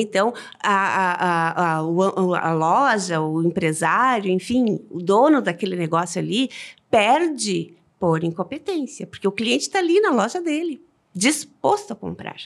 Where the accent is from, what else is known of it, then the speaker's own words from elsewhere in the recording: Rio Grande do Sul, Brazil; nós como gaúchas